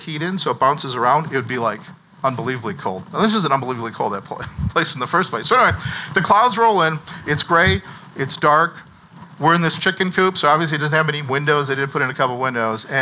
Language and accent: English; Minnesota, United States; growing up in Minnesota